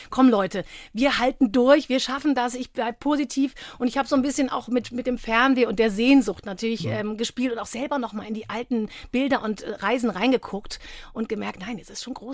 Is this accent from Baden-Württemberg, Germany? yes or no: yes; Freiburg, Baden-Württemberg, Germany; Ich komme ja ursprünglich aus Freiburg.